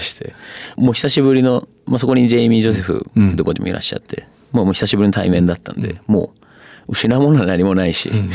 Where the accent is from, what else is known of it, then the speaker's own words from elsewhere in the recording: Fukuoka, Japan; moved away as an adult; 福岡出身